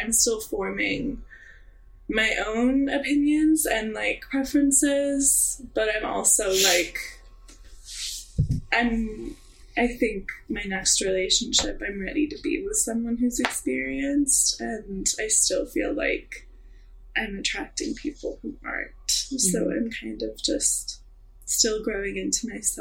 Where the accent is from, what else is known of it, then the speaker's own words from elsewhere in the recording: Missouri, United States; now in Oregon, United States; a young like queer little girl in Missouri